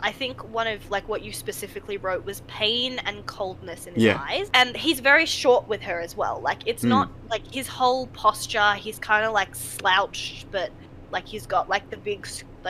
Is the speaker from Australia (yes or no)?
yes; Australia; Like, a lot of Australians who hear me, especially over the phone, don't initially clock me as Aussie.